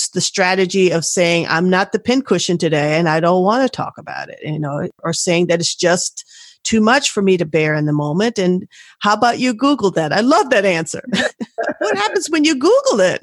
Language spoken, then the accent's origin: English; Washington, District of Columbia, United States; moved away as an adult; also born or lived in Portland, Oregon; we grew up in Washington, D.C.